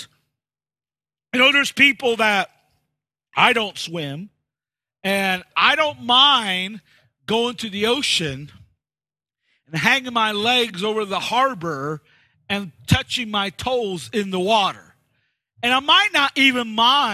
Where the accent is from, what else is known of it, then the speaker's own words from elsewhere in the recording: United States; moved away as an adult; also born or lived in Leicester, England; being an American